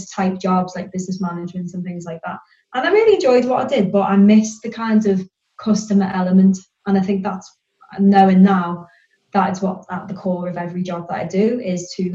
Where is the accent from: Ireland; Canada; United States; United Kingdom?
United Kingdom; near Liverpool, North West England; also born or lived in Birmingham; I was born in Birmingham and I lived there till I was about 5 or 6 years old. And then my parents separated and my mum and my brother and I, we relocated. We went back up to the north near Liverpool to live with my grandma. And then we kind of settled there, really. So hence why my accent is like this and not a Brummie one